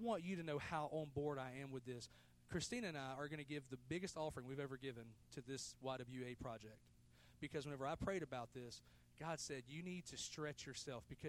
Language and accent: English; United States; I was born in the United States of America